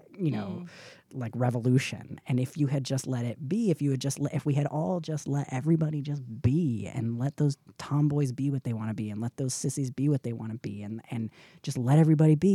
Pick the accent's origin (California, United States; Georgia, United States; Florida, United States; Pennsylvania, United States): Georgia, United States; Atlanta